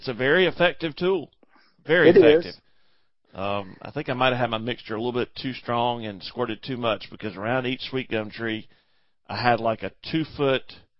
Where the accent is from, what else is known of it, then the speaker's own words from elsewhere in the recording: Kansas, United States; now in South Carolina, United States; I mean, we're from Kansas. What's an invasive tree?